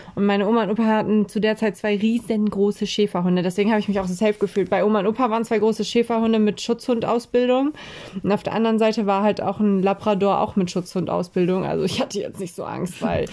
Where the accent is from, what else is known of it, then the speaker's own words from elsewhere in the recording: Oldenburg, Lower Saxony, Germany; in Eversen, wo ich aufgewachsen bin